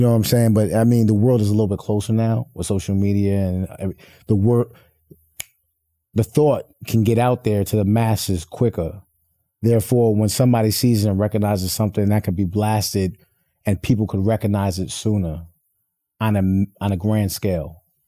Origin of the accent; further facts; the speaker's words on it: Poughkeepsie, New York, United States; I'm from Poughkeepsie, New York, upstate New York